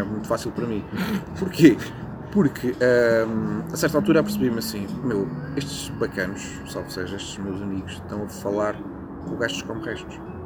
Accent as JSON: {"language": "Portuguese", "region": "Setúbal", "country": "Portugal", "tie": "born or raised there", "also_born_or_lived": "Lisbon", "moved": "as an adult", "said": "nasci cresci em Setúbal, até, estive lá até aos 17 ou 18 anos"}